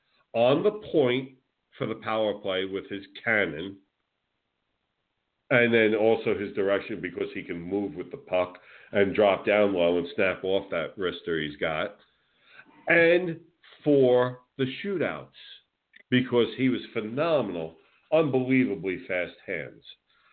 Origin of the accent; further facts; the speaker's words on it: New Jersey, United States; now in Florida, United States; I follow the Devils because I'm from Jersey. And then my team down here that I follow is the Tampa Bay Lightning.